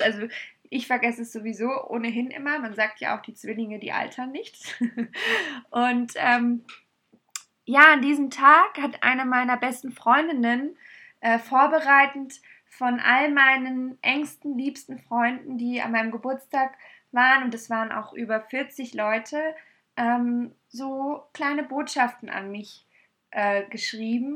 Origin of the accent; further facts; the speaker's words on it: Munich, Bavaria, Germany; in München, aber ich liebe sie abgöttisch und es ist meine Heimat